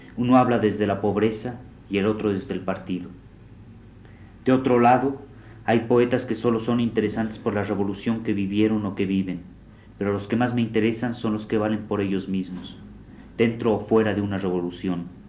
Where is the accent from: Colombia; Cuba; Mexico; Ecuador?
Mexico; no me siento mexicano sino hombre